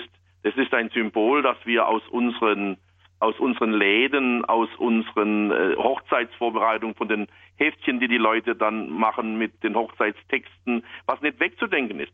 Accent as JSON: {"language": "German", "area": "Black Forest", "region": "Baden-Württemberg", "country": "Germany", "said": "hier bei uns im Schwarzwald"}